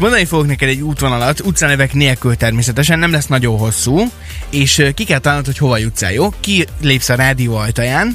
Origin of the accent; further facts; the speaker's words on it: Kecskemét, Bács-Kiskun, Hungary; now in Szeged, Hungary; mikor leköltöztem Szegedre, ö, habár egyébként én Kecskeméti vagyok